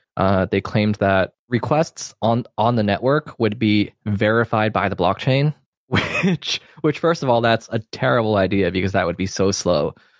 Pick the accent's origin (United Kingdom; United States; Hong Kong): Hong Kong; I am from Hong Kong